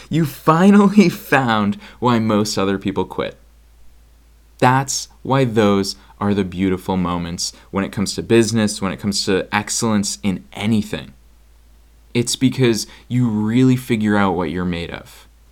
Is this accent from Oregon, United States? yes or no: no; Boston, Massachusetts, United States; moved away; I'm actually recording from Boston, Massachusetts, which is where I grew up